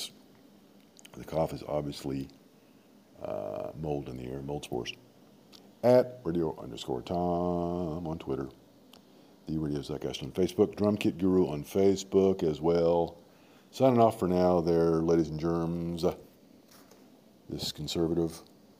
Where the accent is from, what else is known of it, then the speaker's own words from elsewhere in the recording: Long Beach, California, United States; now in Texas, United States; Evidently, Snoop Dogg is from Long Beach, my hometown. Born there to two 26-year-old parents that met in Atlanta, Georgia. January 29, I share with Oprah, January 29, 1958, I was born.